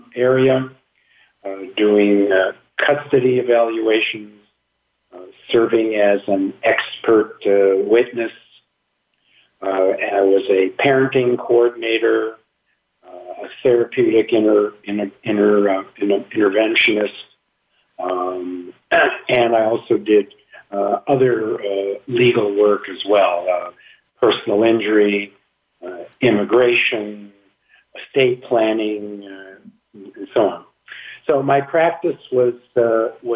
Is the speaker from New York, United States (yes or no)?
no; Milwaukee, Wisconsin, United States; moved away as an adult; now in Phoenix, United States; I'm originally from Wisconsin, Milwaukee, Wisconsin, but my wife and I moved out to the Valley, as it's called, in 1973